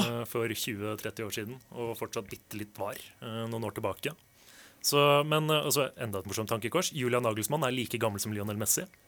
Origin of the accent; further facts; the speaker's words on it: Portugal; som portugiser, som jeg er